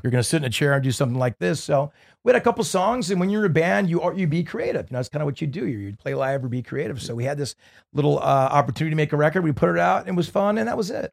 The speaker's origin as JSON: {"language": "English", "town": "Newport Beach", "region": "California", "country": "United States", "tie": "born or raised there", "said": "growing up in Newport Beach and kinda having that beachy sound"}